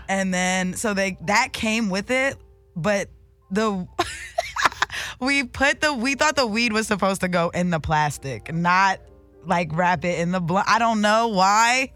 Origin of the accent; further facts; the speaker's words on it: Delaware, United States; moved away as an adult; now in Los Angeles, United States; I'm actually from Delaware. That's on the East Coast